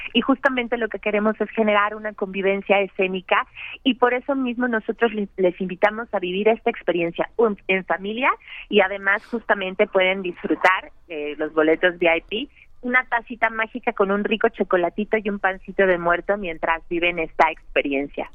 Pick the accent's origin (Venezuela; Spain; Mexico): Mexico; nos conforman a todos como mexicanos